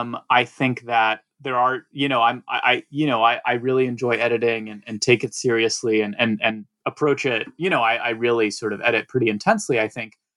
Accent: Atlanta, Georgia, United States; moved away as an adult; now in New York, United States; And so I grew up in Atlanta, and then basically, you know, came to New York for college, and pretty much out of college, started working in book publishing.

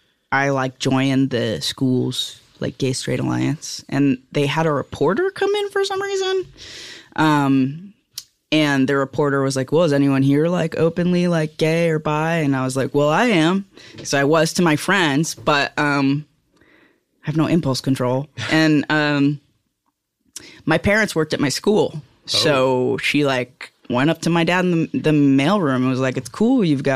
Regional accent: New York, United States; Yeah, I'm from Rockland County.

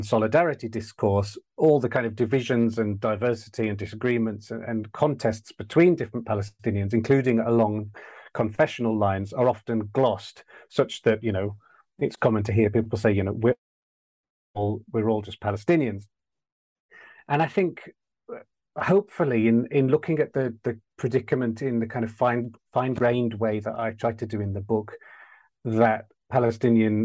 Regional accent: West Midlands of England, United Kingdom; I grew up in the West Midlands of England

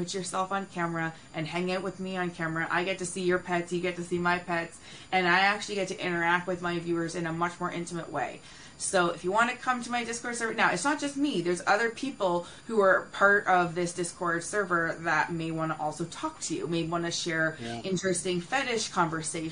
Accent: Canada; I'm personally Canadian

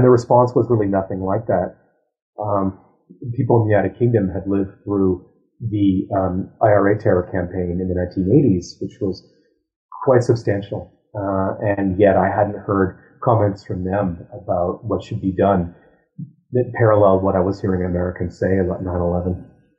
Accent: Ottawa, Ontario, Canada; So I was raised in Ottawa

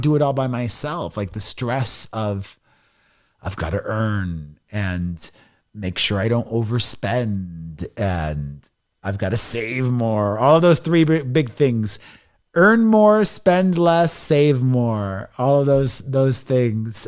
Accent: Miami, Florida, United States; moved away as an adult; also born or lived in New York City / Los Angeles; I grew up in Miami and I didn't have the best experience being a closeted gay guy back in the nineties in a Latino machista community.

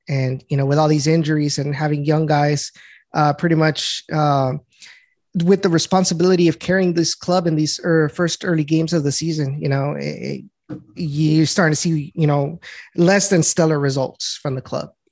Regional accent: Rio Grande Valley, Texas, United States; was born and raised in the Rio Grande Valley

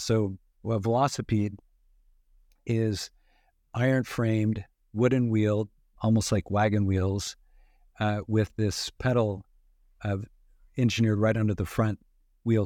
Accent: western Idaho, United States; grew up in in uh, western Idaho

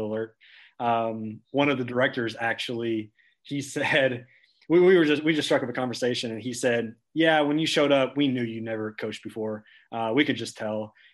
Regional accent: small town outside Lexington, Central Kentucky, United States; also born or lived in Knoxville, Tennessee; I grew up here. My first 18 years I spent here in Central Kentucky, and from a small town around outside of Lexington.

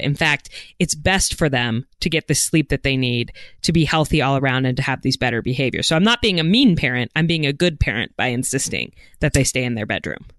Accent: Idaho, United States; my home state of Idaho

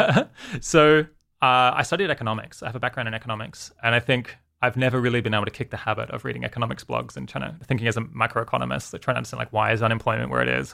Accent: Australia; moved away as an adult; also born or lived in United Kingdom; now in California, United States; grew up in Australia, lived there for, I guess, until I was twenty-six and then, uh, moved to the U K

